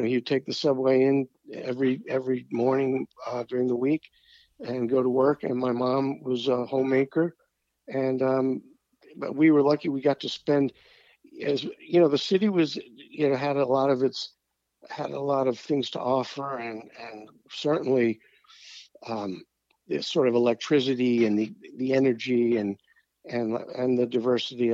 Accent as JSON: {"language": "English", "town": "New York City", "region": "New York", "country": "United States", "tie": "born or raised there", "also_born_or_lived": "Los Angeles", "moved": "as an adult", "said": "I grew up in an apartment building in the Flatbush section"}